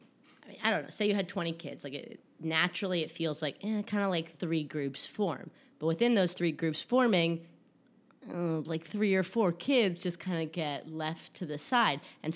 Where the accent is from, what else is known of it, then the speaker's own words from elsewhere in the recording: Westchester, New York, United States; And now I'm Southern, even though I grew up in Westchester.